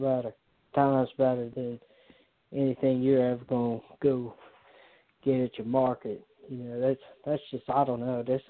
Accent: Richmond, Virginia, United States; I'm from the South like you are. I'm from here right around Richmond, so I'm from the country

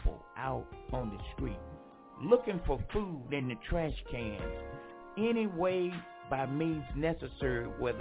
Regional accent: Franklinton, North Carolina, United States; moved away; my hometown, Franklinton, North Carolina

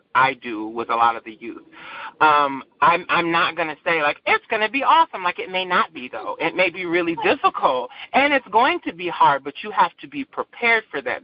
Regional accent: Saginaw, Michigan, United States; also born or lived in Battle Creek, Michigan; I grew up in a small township in Saginaw called Buena Vista

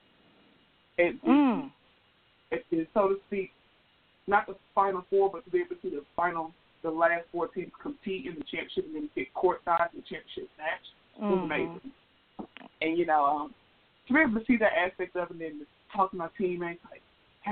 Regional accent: Memphis, Tennessee, United States; I am from Memphis, Tennessee, born and raised in the South, went to school in the South

